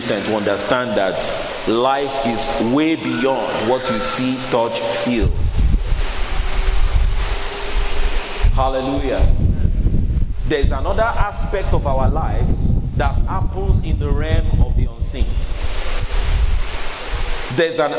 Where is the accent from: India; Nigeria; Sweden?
Nigeria; moved away as an adult; now in United Kingdom; I grew up in Nigeria